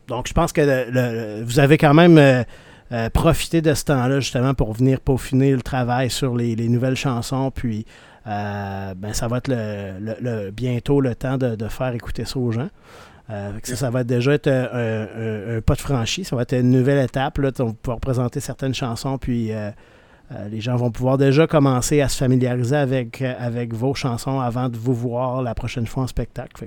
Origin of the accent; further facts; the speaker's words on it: Rimouski, Quebec, Canada; je viens de Rimouski